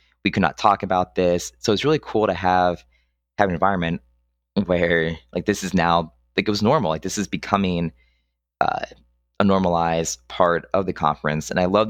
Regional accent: Pennsylvania, United States; moved away; when I came down from Central PA, I still had my kind of indoctrinated conservative mindset.

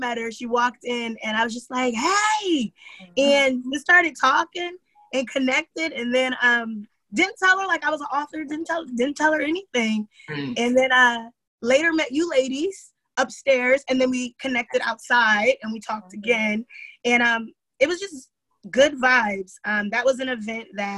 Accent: New Jersey, United States; moved away as an adult; now in San Francisco Bay Area, United States; I'm originally from New Jersey. So, born and raised in Jersey, and I've been out here for 7.5 years

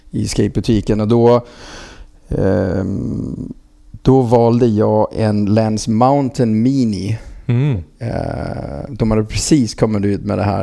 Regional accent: Frederiksberg, Capital Region of Denmark, Denmark; Swedish is a second language; now in Sweden; strax utanför Köpenhamn, ett ställe som heter Fredriksberg.

